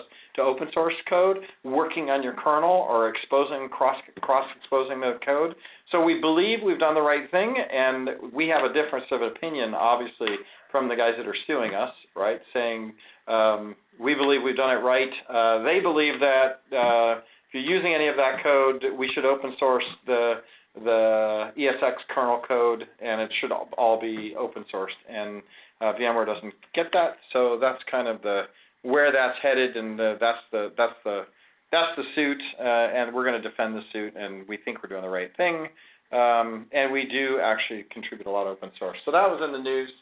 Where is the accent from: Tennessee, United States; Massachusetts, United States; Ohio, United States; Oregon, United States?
Ohio, United States; also born or lived in Florida; now in California, United States; My old stomping grounds is Ohio. I grew up in Ohio, then I moved to Florida, and then I moved to California